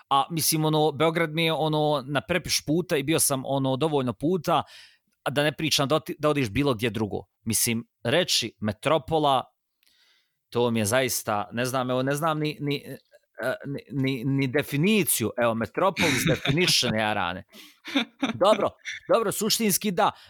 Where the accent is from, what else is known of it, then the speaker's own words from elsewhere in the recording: Sarajevo, Federation of Bosnia and Herzegovina, Bosnia & Herzegovina; jer sam rođen u Sarajevu.